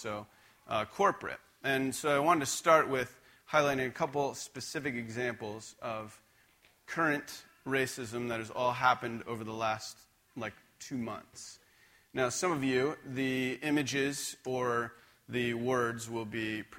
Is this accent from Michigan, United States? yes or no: no; just outside of Scranton, Pennsylvania, United States; now in Spokane, United States; I grew up just outside of Scranton, Pennsylvania